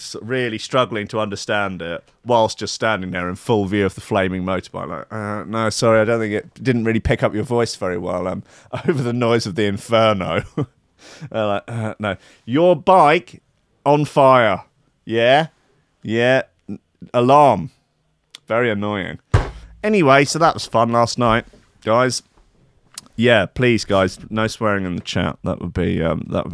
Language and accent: English; England, United Kingdom; moved away; I'm English